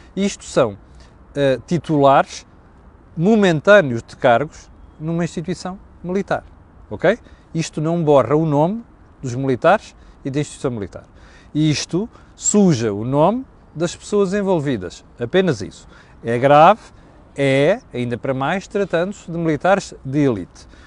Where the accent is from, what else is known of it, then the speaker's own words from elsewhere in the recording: Mozambique; now in Portugal; eu cresci nas ex-colónias, cresci em Moçambique